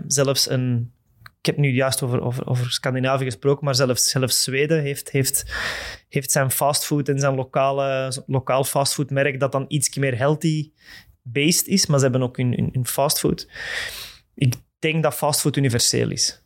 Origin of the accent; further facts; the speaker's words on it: Mechelen, Flanders, Belgium; ik ben van het Mechelse. Ik ben van Mechelen.